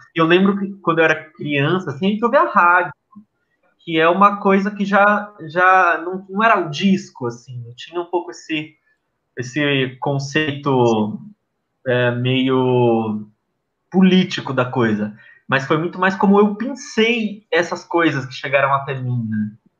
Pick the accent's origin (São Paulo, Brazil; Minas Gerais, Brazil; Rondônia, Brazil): São Paulo, Brazil; ABC Paulista; a gente é do ABC, meu avô uh, participou das greves do ABC